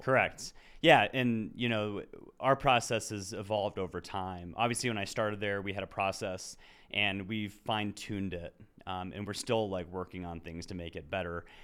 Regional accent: Lakewood, Colorado, United States; I was born and raised in Lakewood

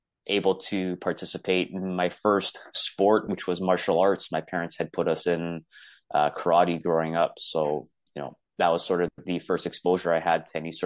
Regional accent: Toronto, Ontario, Canada; I'm from Toronto, Ontario, Canada. I grew up in an Italian household

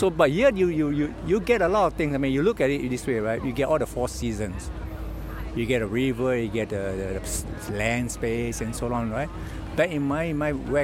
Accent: Singapore; We are from Singapore.

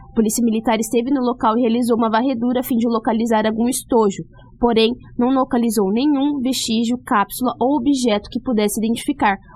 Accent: Tapurah, Mato Grosso, Brazil; moved away; also born or lived in Sinop; eu trago lá da minha cidade. Cidade pequena

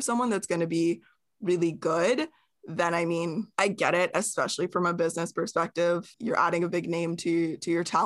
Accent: Canada; We are Canadian

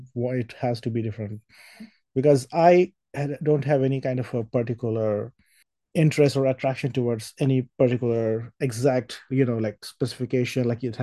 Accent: India; moved away as an adult; also born or lived in Boston / San Francisco; now in Texas, United States; Well, I grew up in India, and in last 7 years, I lived in Boston, I lived in San Francisco, and now I live in Texas.

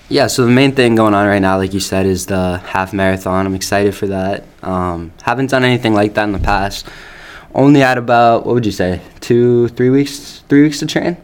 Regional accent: Upton, Massachusetts, United States; also born or lived in Cayman Islands; I grew up in Upton, Mass, my whole life.

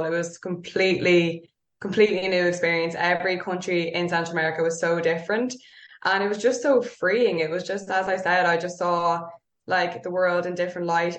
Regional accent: Dublin, Leinster, Ireland; I grew up in North Dublin.

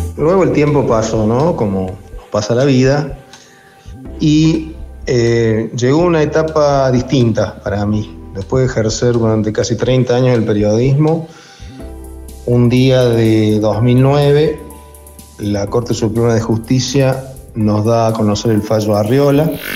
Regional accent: Córdoba, Argentina; soy de Córdoba

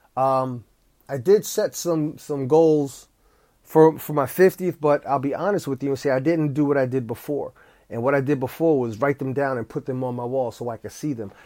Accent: East Orange, New Jersey, United States; I went to grade school with Wyclef Jean. We, we went to Our Lady Helper Christian's school in East Orange, New Jersey

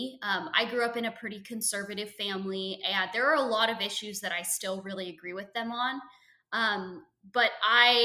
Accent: Portland, Oregon, United States; I grew up in Portland, Oregon. I lived out there from the time I was born

